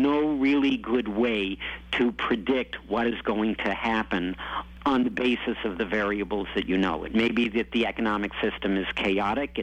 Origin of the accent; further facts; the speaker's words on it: United States; I'm an American